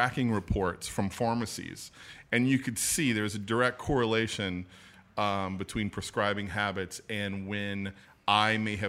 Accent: Chauvin, Louisiana, United States; Yeah, well, I'm not from New Orleans. I'm from a little small town south of Houma.

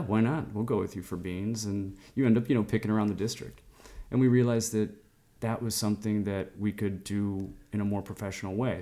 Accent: Chicago, Illinois, United States; moved away as an adult; also born or lived in Istanbul, Turkey; now in Lisbon, Portugal; my hometown of Chicago growing up

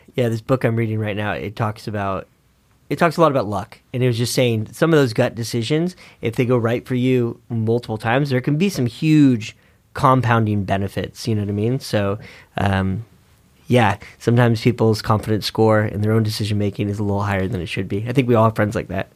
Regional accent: Northern California, United States; I grew up in Northern California

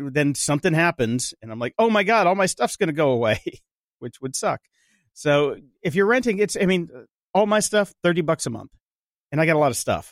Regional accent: Pennsylvania, North Carolina, East Coast, United States; I'm from the East Coast, Pennsylvania, North Carolina, all that, that area

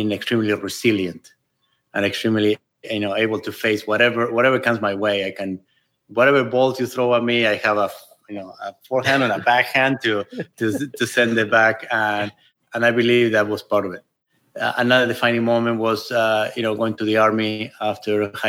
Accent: Buenos Aires, Argentina; moved away as an adult; now in California, United States; I grew up in Buenos Aires

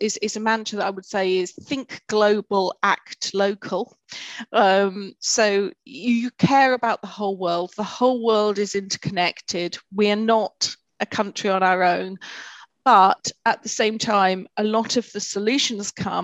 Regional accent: United Kingdom; we as a British society

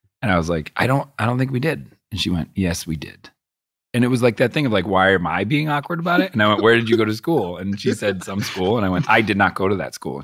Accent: Boston, Massachusetts, United States; I grew up in Boston

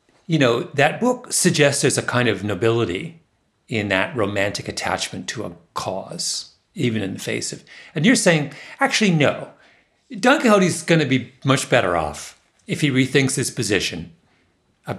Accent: Waterloo, Ontario, Canada; moved away; Waterloo, my hometown

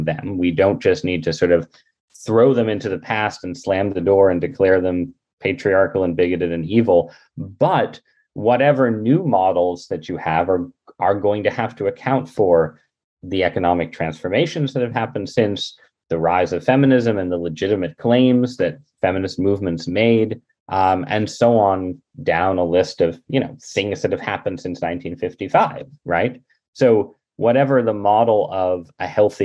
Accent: United States; I'm an American

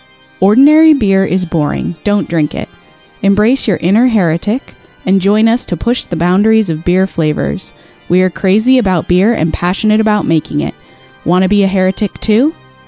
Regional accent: Vacaville, California, United States; Yeah, I grew up riding horses in Vacaville

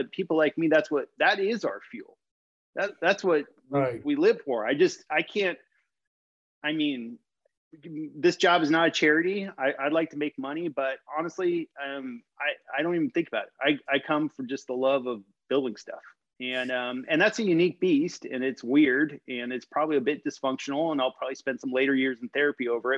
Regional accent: Los Angeles, California, United States; now in Seattle, United States; I'm based in Seattle, Washington. Okay. I grew up in Los Angeles.

